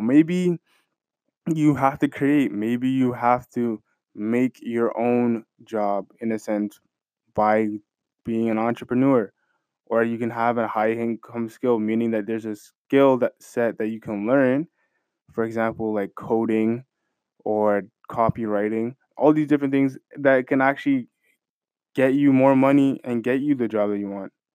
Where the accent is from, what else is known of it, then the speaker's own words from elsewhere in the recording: Canada; Me being a Canadian citizen